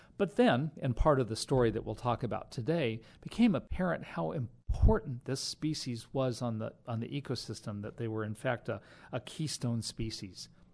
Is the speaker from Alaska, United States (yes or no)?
no; Sierra Nevada mountains of California, United States; I grew up hiking in the Sierra Nevada mountains of California